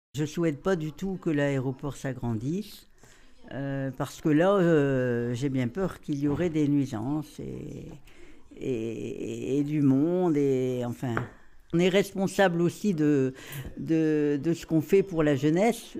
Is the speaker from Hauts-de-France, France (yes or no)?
yes; Lesquin, Hauts-de-France, France; je suis née à Léquin